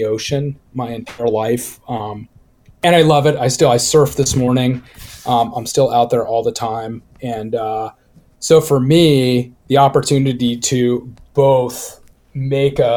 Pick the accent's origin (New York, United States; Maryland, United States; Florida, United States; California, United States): California, United States; Laguna Beach; I grew up in Southern California in Laguna Beach, which is actually where I am now, and I left and came back